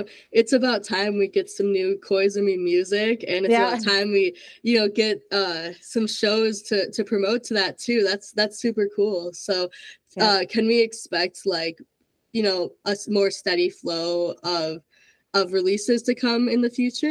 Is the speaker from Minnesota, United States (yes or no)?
yes; Minnesota, United States; So I'm from Minnesota, so I'm like home of … everything.